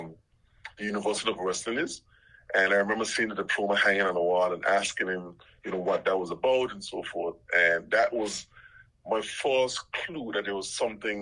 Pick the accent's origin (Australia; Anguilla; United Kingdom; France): Anguilla; South Hill; born or raised there; also born or lived in Little Harbour, Anguilla